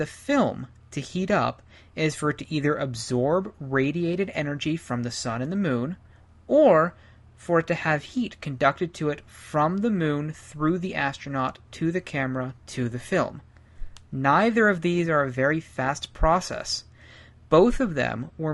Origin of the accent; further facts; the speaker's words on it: Ohio, United States; now in Colorado, United States; I grew up in Ohio